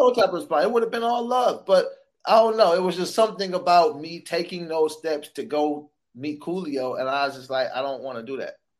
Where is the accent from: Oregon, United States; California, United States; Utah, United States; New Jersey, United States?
California, United States; Sacramento; also born or lived in San Francisco; I was born in San Francisco, grew up in Sacramento